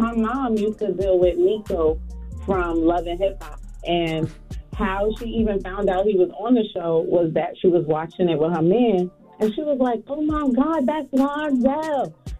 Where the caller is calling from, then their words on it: Brooklyn, New York, United States; I'm calling from Brooklyn, and I'm actually in front of my kids' school.